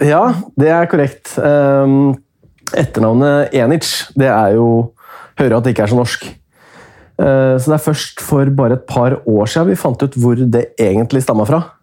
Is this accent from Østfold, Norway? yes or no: no; Hemsedal, Buskerud, Norway; Jeg er jo fra Hemsedal